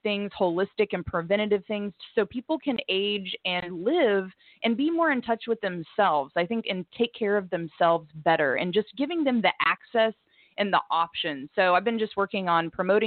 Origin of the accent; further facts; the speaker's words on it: Bixby, Oklahoma, United States; also born or lived in Fresno, California; I grew up in Bixby, Oklahoma. So I went to Bixby from 1st through 12th grade, grew up in Tulsa